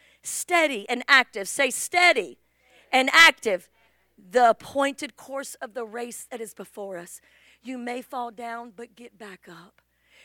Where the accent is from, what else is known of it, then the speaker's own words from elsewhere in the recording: England, United Kingdom; moved away; I'm from England